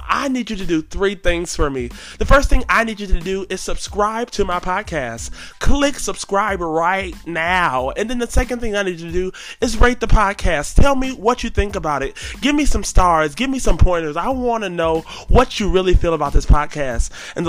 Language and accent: English; Atlanta, Georgia, United States; Because I'm from Atlanta, 404.